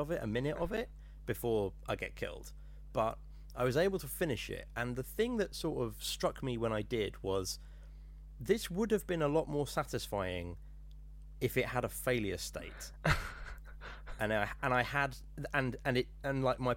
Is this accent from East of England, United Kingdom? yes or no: yes; Norfolk, East of England, United Kingdom; I'm from Norfolk